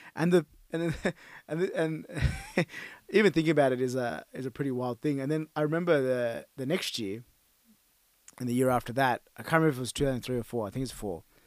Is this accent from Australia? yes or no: yes; Australia; growing up as a Australian Sri Lankan